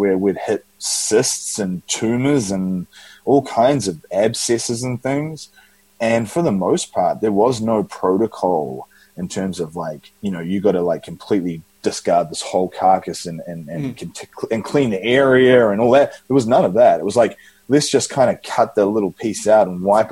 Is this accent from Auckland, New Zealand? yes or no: yes; Auckland, New Zealand; moved away; In New Zealand, Auckland, New Zealand